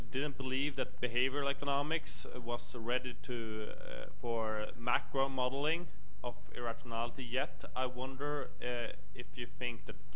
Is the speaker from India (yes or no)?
yes; India; I'm from India.